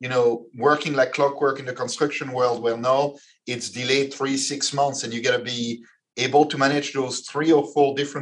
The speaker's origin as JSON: {"language": "English", "country": "Belgium", "moved": "yes", "said": "I come from Belgium. I come from a country where when you start a company"}